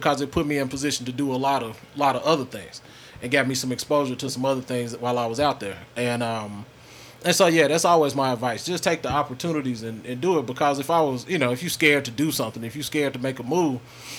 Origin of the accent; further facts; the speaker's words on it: Grenada, Mississippi, United States; also born or lived in Denver, Colorado; I'm from here, born and raised, Spring Hill Road, and grandma lived on Horton Drive, so I split time between the hill and east side. So I'm from here, graduated in 2002.